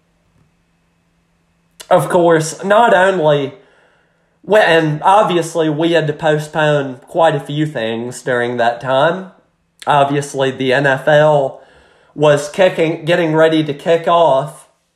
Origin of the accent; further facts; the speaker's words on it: United States; just as an American watching it